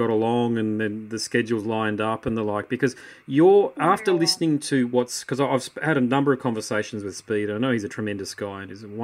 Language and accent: English; Australia; I'm Australian and live in Australia.